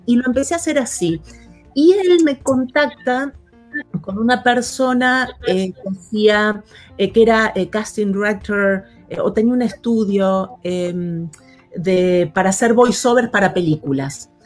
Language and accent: Spanish; Buenos Aires Province, Argentina; moved away as an adult; now in Los Angeles, United States; soy, soy de Buenos Aires, nacida y, crecida allí